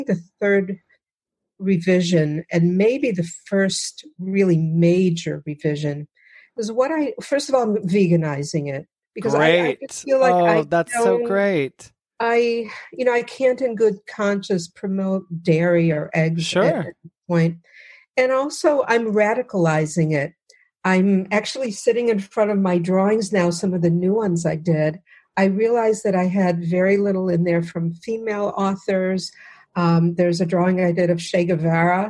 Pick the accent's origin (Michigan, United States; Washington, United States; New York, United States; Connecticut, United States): Michigan, United States; outside of Detroit; I grew up outside of Detroit